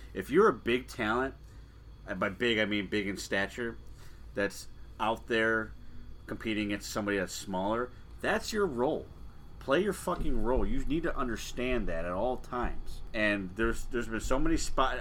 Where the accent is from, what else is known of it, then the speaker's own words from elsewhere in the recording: Chicago, Illinois, United States; being a Chicagoan